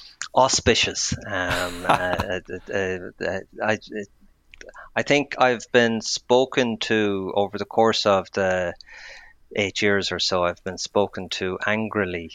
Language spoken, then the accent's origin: English; Athlone, Westmeath, Ireland; I grew up in Athlone